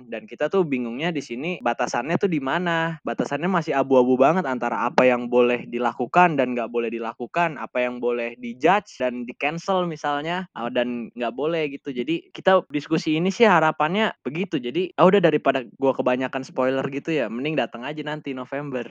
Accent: Indonesia; kita kan orang Indonesia dengan budaya ketimurannya

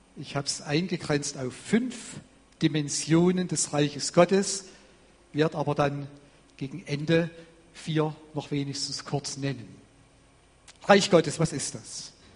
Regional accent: Vogtland, Saxony, Germany; bei uns im Vogtland, wo ich herkomme

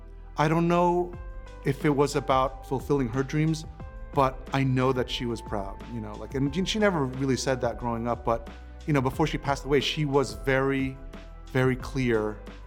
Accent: New York, United States; growing up in New York at that time in the late 80s, early 90s

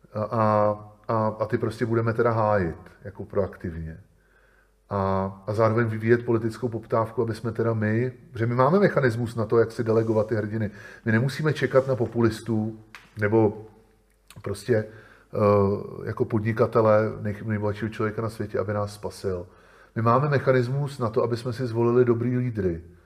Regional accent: Czechia; my u nás v Čechách

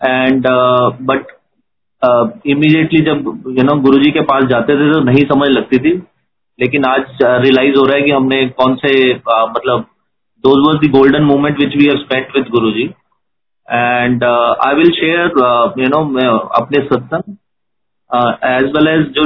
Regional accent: Jalandhar, Punjab, India; तो मैं जलंधर जलंधर मेरा होम टाउन है तो मैं जलंधर में गुरुजी से फर्स्ट टाइम मिला

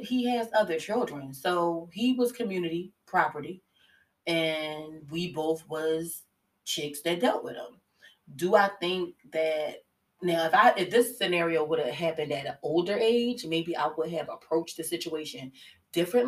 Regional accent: Philadelphia, Pennsylvania, United States; I'm from West

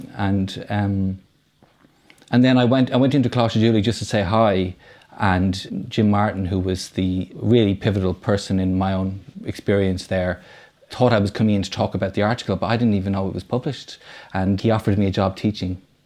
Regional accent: Dublin, Leinster, Ireland; I grew up in Foxfield in Rhieni. So, um, the three films I've made so far, they're Dublin films

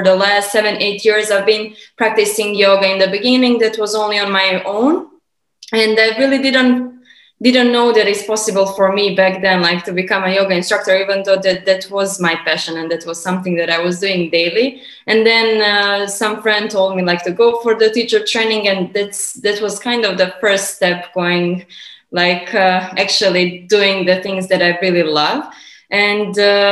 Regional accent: Montenegro; moved away as an adult; also born or lived in United States / Canada / Dubai; Originally, I'm from Montenegro, which is southern, eastern, Europe. It's a small Balkan country

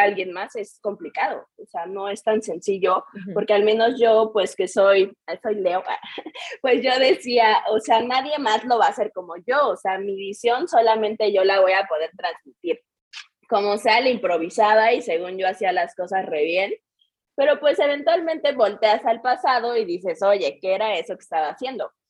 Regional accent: Querétaro, Mexico; soy de Querétaro, toda mi vida he estado aquí

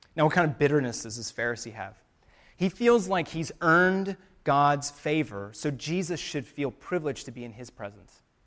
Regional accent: United States; us as American Christians

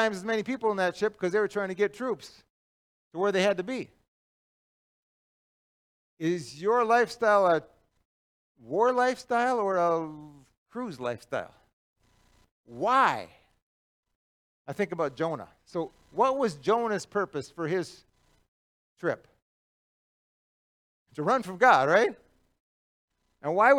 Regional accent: Cloquet, Minnesota, United States; moved away as an adult; also born or lived in Tanzania / Chicago / Kenya; I grew up in Cloquet, it seemed like I was home. I grew up my whole life there

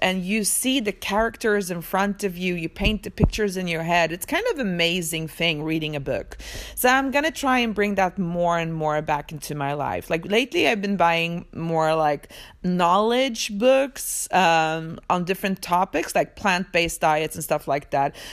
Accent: Sweden; also born or lived in Poland; I was born in Poland, but I live in Sweden. I moved to Sweden when I was two years old

